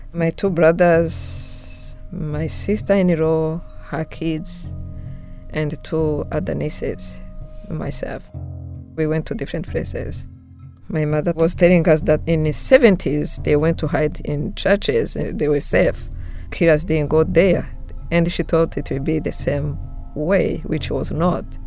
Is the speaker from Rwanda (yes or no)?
yes; Rwanda; moved away; I was born and raised in Rwanda, but I left right after the genocide in August 1994